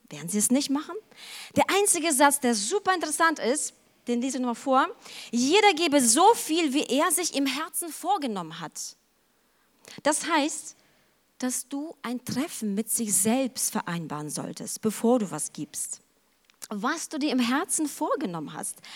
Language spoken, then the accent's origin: German; Ukraine; Aber ich kenne das auch von zu Hause. Ich stamme aus der Ukraine und mein Bruder, der war total leidenschaftlich gerne mit meinem Opa unterwegs.